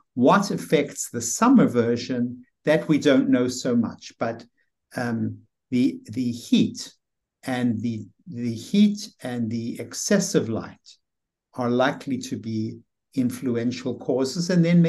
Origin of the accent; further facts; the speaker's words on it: South Africa; moved away; You know, I came from South Africa, where the weather was really very pleasant and there was a lot of sunshine all year round.